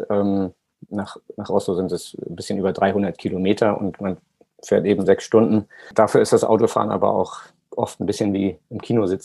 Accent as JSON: {"language": "German", "region": "Hamburg", "country": "Germany", "said": "wir kommen aus Hamburg, dann ist es eh, in den Norden zu fahren, ähm, lag für uns immer sehr nahe"}